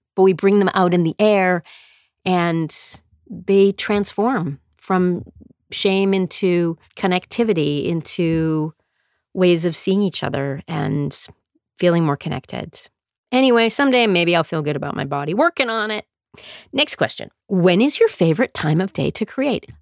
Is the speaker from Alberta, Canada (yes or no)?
yes; Calgary, Alberta, Canada; also born or lived in Sudbury, Ontario; I mostly grew up in Calgary. I was born in Sudbury, Ontario, didn't live there very long